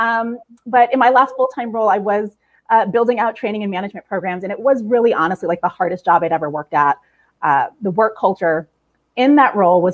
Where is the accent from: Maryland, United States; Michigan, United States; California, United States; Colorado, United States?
California, United States; San Jose; moved away as an adult; also born or lived in Queens, New York; now in New York, United States; growing up, San Jose, California, where I'm from, it was a pretty sweet, sweet childhood